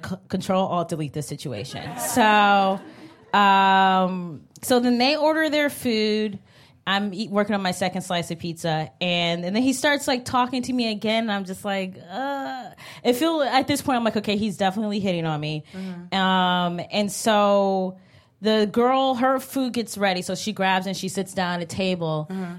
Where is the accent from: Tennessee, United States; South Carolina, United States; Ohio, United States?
Ohio, United States; Cleveland; now in New York, United States; I'm from Cleveland.